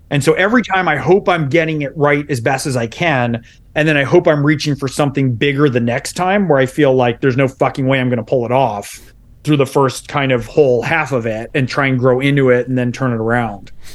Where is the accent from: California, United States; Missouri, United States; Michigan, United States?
California, United States; San Francisco Bay Area; I was born in San Francisco Bay Area